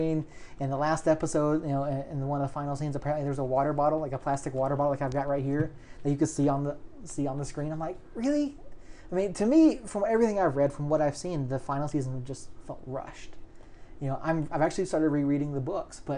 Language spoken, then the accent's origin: English; Atlanta, Georgia, United States; now in Albuquerque, United States; I grew up in Atlanta